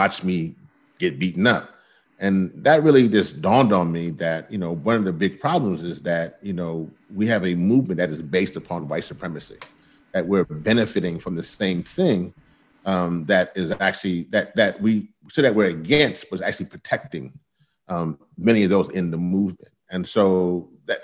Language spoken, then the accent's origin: English; Louisiana, United States; moved away; I'm originally from Louisiana